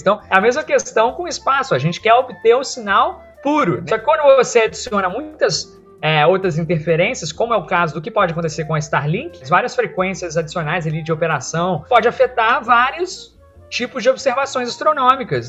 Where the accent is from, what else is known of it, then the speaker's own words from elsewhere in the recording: Brazil; a gente é brasileiro